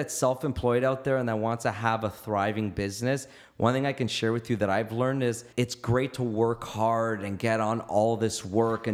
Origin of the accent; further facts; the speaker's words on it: Canada; I'm an Italian Canadian or Canadian